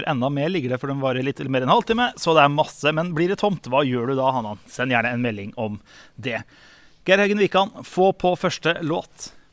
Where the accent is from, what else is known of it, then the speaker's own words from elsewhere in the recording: Eastern Norway, Norway; Jeg er østlending.